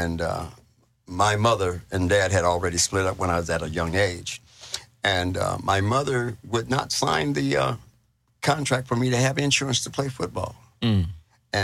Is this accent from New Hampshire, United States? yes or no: no; Los Angeles, California, United States; moved away; also born or lived in Chino, California; I was born and raised in Los Angeles, California